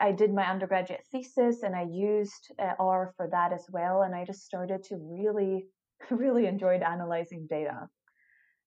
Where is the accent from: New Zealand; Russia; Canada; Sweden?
Sweden; moved away as an adult; also born or lived in Australia / Scotland / Hawaii; I was away from Sweden for 3 years